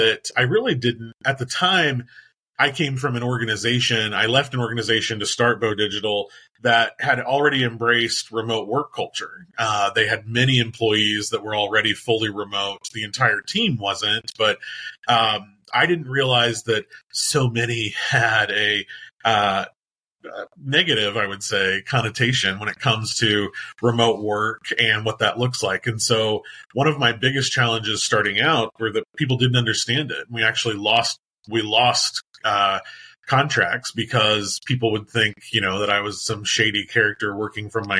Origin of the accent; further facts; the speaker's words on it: Indiana, United States; also born or lived in Washington, D.C.; my home state of Indiana.